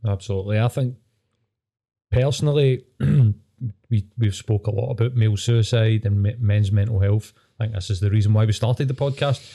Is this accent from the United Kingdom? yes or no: yes; Scotland, United Kingdom; as a Scottish person